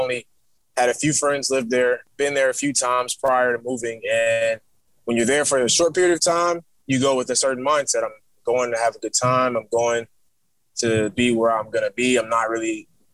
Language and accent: English; Atlanta, Georgia, United States; also born or lived in New York / Virginia Beach; I'm from Atlanta, Georgia, originally born up north